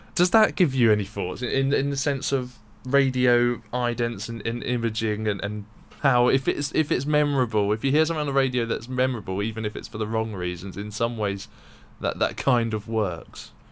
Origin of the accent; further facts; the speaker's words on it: London, United Kingdom; I grew up in London